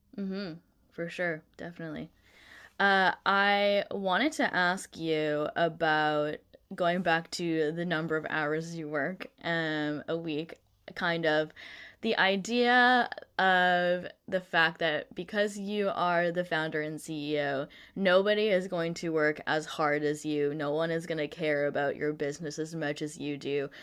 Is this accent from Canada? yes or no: yes; Canada; moved away as an adult; also born or lived in Vancouver, BC; now in Netherlands; I'm from Canada